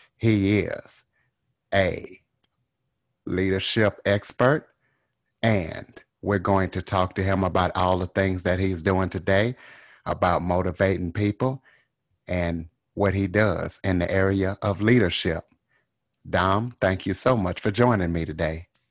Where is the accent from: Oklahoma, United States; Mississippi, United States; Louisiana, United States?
Louisiana, United States; I'm from Louisiana, and I can definitely tell a, a Louisiana accent